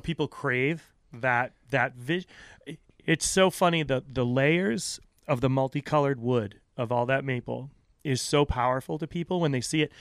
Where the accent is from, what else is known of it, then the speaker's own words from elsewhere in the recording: Aquidneck Island, Rhode Island, United States; I grew up on Aquidneck Island